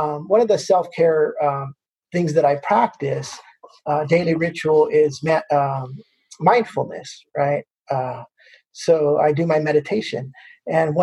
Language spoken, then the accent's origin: English; California, United States; also born or lived in San Jose area, California; now in Boston, United States; when I was a kid, I grew up in California, and my father worked for a gentleman who had season tickets to the San Jose Earthquakes